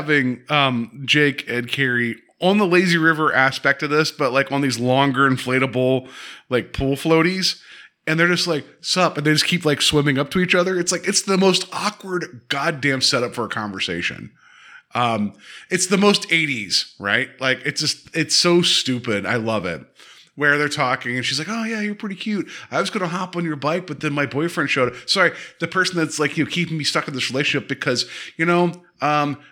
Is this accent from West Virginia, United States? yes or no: yes; West Virginia, United States; I grew up in West Virginia